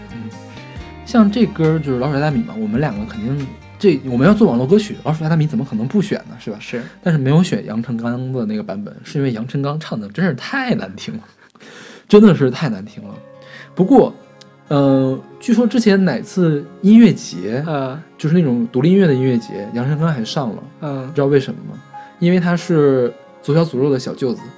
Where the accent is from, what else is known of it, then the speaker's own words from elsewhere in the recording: Northeast China, China; 因为我是东北人嘛